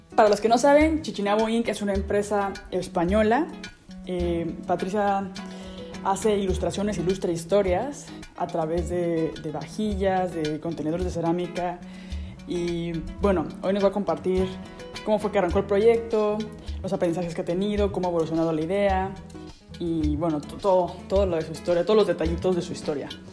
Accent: Mexico; also born or lived in Madrid, Spain; now in Germany

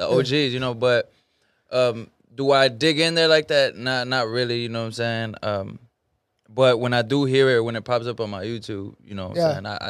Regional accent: West Columbia, Texas, United States; I'm from the Dub, man. West Columbia, country boy.

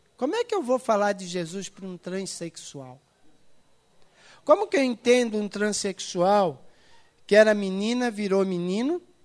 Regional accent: Itajaí, Santa Catarina, Brazil; eu nasci em Itajaí

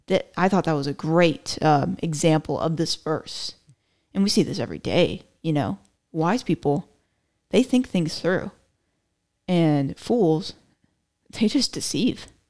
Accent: Florida, United States; now in Texas, United States; I was born in Florida

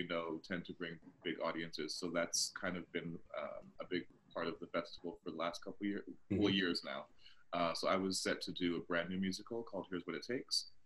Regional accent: Toronto, Ontario, Canada; moved away as an adult; now in United States; Born and raised in Toronto.

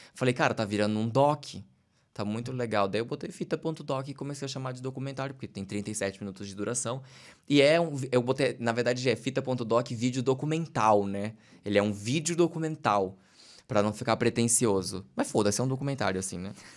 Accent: Santa Catarina, Brazil; accent: peixeiro; Eventualmente eu fico mais peixeiro quando estou em temporada fazendo, meu sotaque fica mais forte

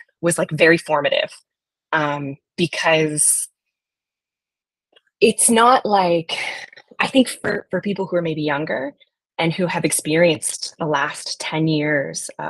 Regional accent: Black Diamond, Washington, United States; I grew up in a town called Black Diamond

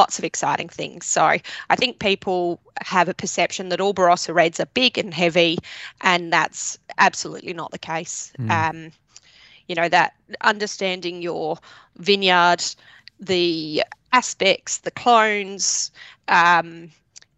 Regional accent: England, United Kingdom; now in Australia; I was living in England. My parents, I was born in England

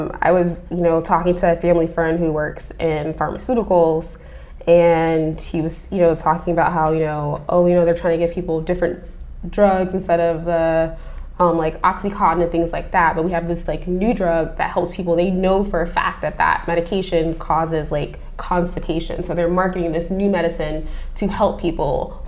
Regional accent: Midwest, United States; I'm from the Midwest

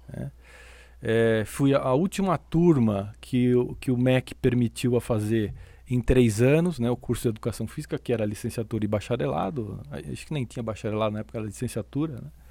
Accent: São Paulo, Brazil; eu sou natural de São Paulo

